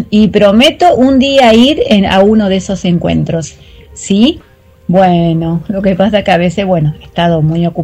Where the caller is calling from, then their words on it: Mar del Plata, Buenos Aires Province, Argentina; Soy … de Mar del Plata y bueno, ahí los estoy escuchando en este día ventoso